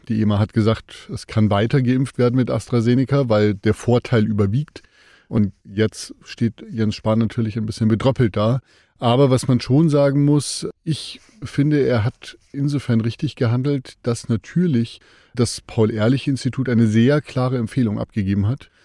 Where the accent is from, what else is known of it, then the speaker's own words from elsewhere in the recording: Germany; bei uns in Deutschland